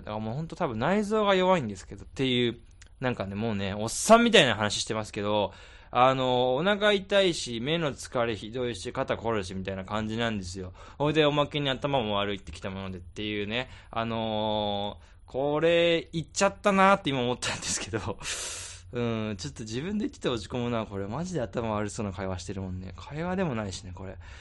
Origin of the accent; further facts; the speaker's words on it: Tokyo, Japan; 俺東京で生まれてる